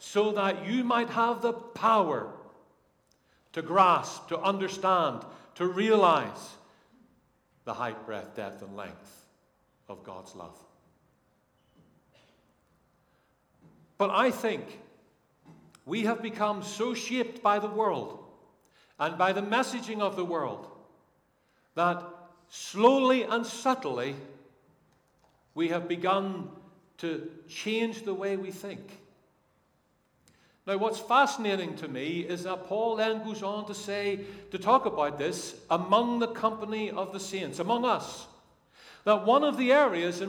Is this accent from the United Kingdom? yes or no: yes; Northern Ireland, United Kingdom; now in England; I come from Northern Ireland